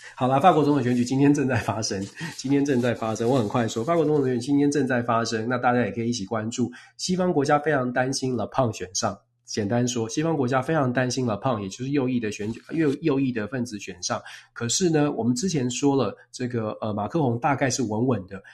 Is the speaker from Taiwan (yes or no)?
yes; Taiwan; 我在台湾出生长大